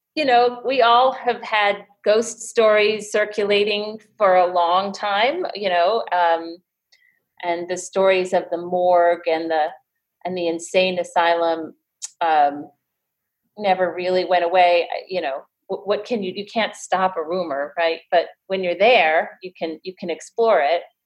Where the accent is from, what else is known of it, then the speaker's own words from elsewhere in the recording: Tivoli, New York, United States; I also grew up in the area. I grew up in Tivoli, so I've had a long, long history with the area